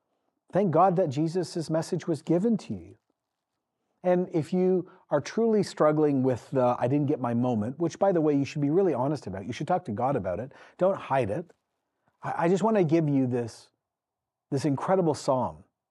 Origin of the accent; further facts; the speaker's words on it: Ecuador; then came home, had me, and then I grew up in Ecuador in the 80s. I grew up in a missional context.